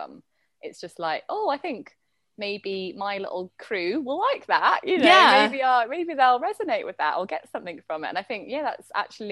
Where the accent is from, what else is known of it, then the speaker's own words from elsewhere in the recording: London, United Kingdom; moved away as an adult; now in Bali, Indonesia; growing up in London had, like, really steered me